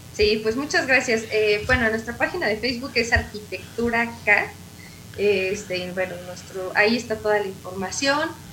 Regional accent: Mexico; como buenos mexicanos

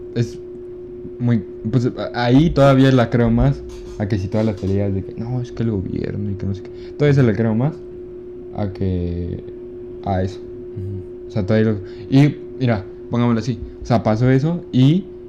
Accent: Ciudad Juárez, Chihuahua, Mexico; También somos de Juárez

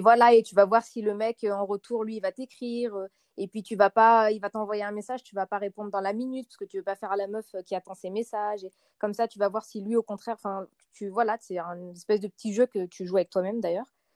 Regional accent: Lyon, Auvergne-Rhône-Alpes, France; je suis lyonnaise

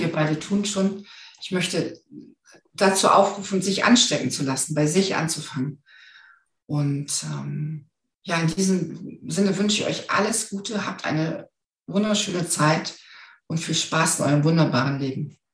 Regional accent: the North, Northern Germany, Germany; ich komme aus dem Norden

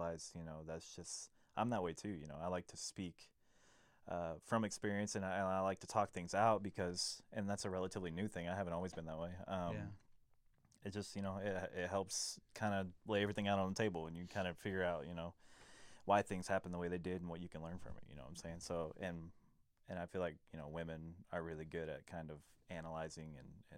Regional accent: Arlington, Texas, United States; I was born in Matlock, South Arlington. We lived there for probably about 9 to 10 years

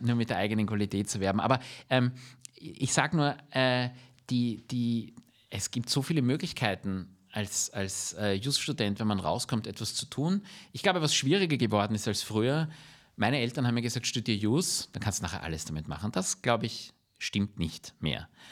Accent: Vienna, Austria; wir sind alle Wiener, wir leben in der Stadt

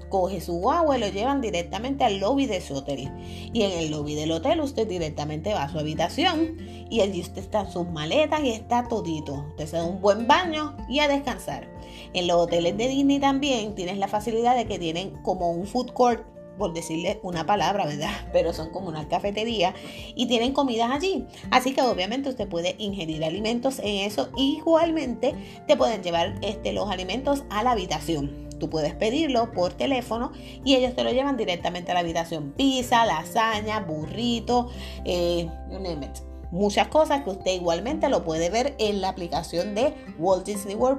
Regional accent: Puerto Rico; Pues obviamente yo soy de aquí de Puerto Rico

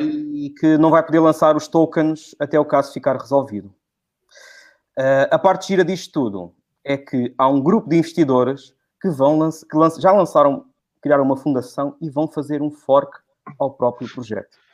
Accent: Algarve, Portugal; accent: Algarvian; O meu sotaque é algarvio

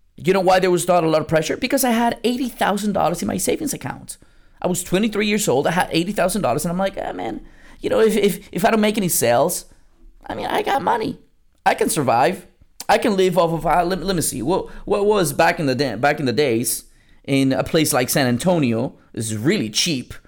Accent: Lima, Peru; moved away; I was born in South America, in Lima, Peru

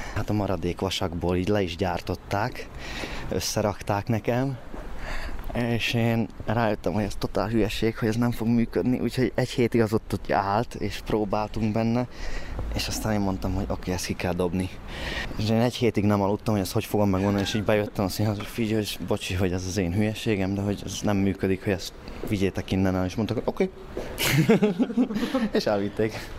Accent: Svodín, Nitra Region, Slovakia; accent: Hungarian; now in Nitra, Slovakia; Amikor ide kerültem, szerintem egy egészen erős magyar akcentusom volt

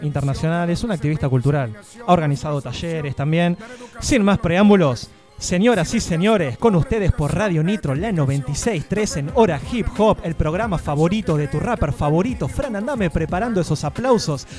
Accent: Tres Arroyos, Buenos Aires Province, Argentina; now in Tandil, Argentina; siendo de Tres Arroyos

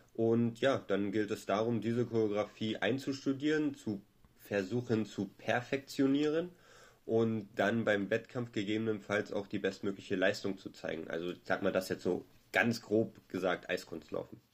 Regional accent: Berlin, Germany; ich bin Berliner

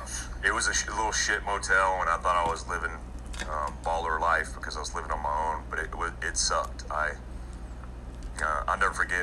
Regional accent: Daytona Beach, Florida, United States; also born or lived in Germany; I grew up in Daytona Beach, Florida, for the most part, and I say for the most part because I was all over the place. I lived my first 4 years in life in Germany

